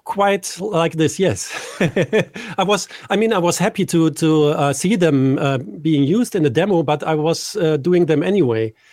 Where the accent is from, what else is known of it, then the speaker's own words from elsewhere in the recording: Düsseldorf, North Rhine-Westphalia, Germany; here in my hometown, Düsseldorf in Germany.